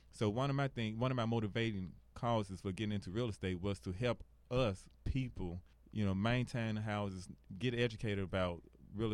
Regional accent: Memphis, Tennessee, United States; I'm from Binghamton, Tennessee

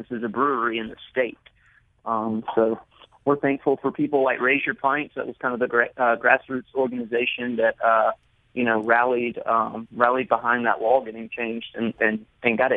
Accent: Mississippi, United States; I'm from Mississippi

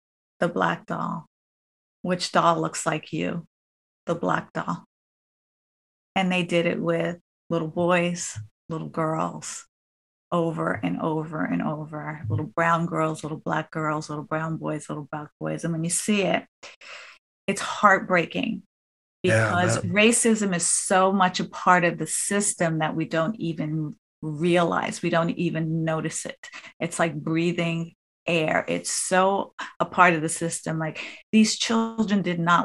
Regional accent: New Jersey, United States; a girl from New Jersey

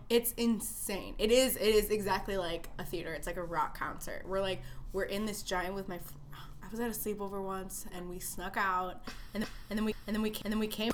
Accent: Chicago, Illinois, United States; born and raised in Chicago

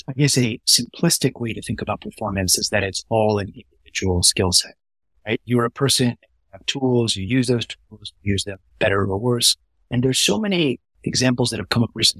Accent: Dallas, Texas, United States; I grew up in Dallas, in Northern Dallas.

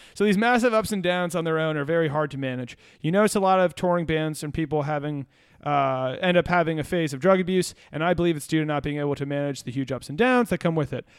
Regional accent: Virginia, United States; We're from Virginia.

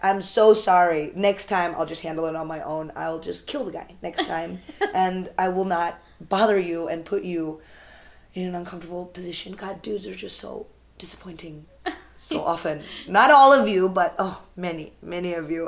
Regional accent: United States; I'm Indian American and I'm very American

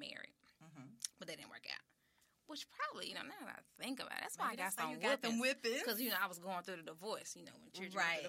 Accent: Memphis, Tennessee, United States; I am from South Memphis.

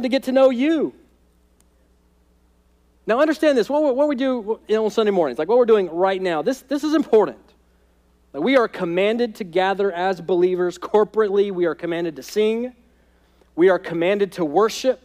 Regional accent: United States; American Christians

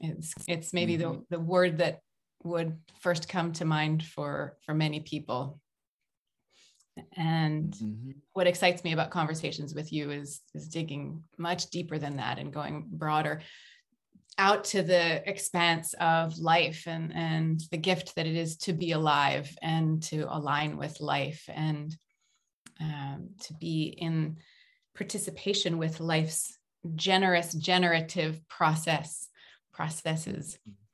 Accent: United States; now in Quebec, Canada; I'm originally from the United States, but I've lived all over the world, all over the place.

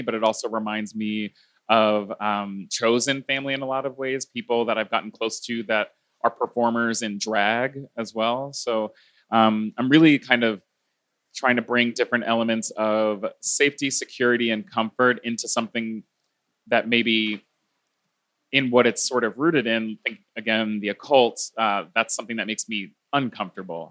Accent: Philadelphia, Pennsylvania, United States; I was raised Baptist Christian in Philadelphia, Pennsylvania

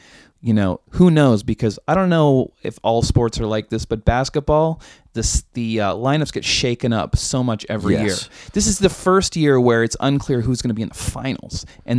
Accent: Edmonton, Alberta, Canada; born there; I was born in Edmonton, and I was born around the time Gretzky was on his tear, and so it was a big deal to me when my band got to play that arena.

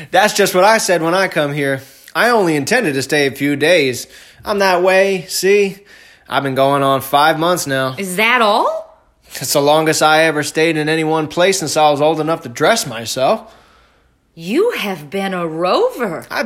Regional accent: San Francisco, California, United States; born there; I ain't. Only by descent. I was born in Frisco.

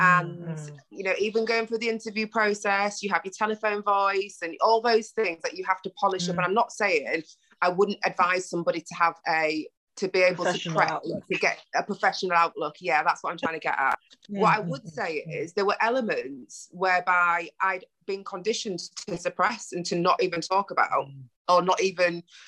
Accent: Ghana; Like I say, we're already Ghanaian sisters, but I just love you.

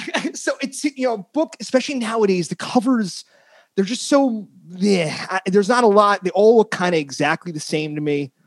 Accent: United States; now in San Francisco, United States; I grew up in North Jersey, Queens

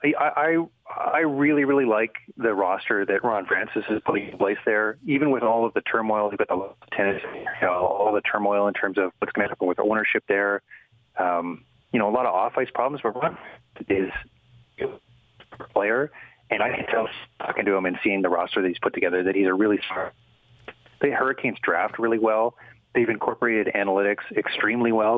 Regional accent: Kamloops, British Columbia, Canada; about a half hour from my hometown of Kamloops

